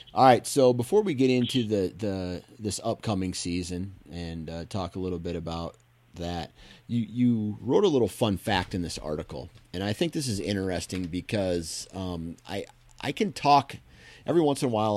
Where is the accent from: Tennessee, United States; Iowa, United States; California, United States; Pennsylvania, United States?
Iowa, United States; I grew up in Iowa